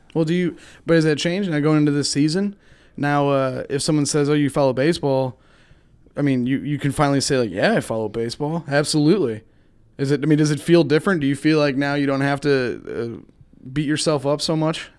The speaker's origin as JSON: {"language": "English", "area": "Chicago area", "region": "Illinois", "country": "United States", "tie": "born or raised there", "moved": "yes", "lives_now": "Missouri, United States", "said": "I grew up in Chicago, like, you did around the area, not in the city"}